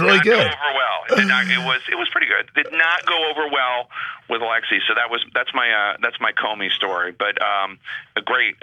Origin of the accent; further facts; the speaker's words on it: Philadelphia, Pennsylvania, United States; now in Washington, D.C., United States; I come from Philadelphia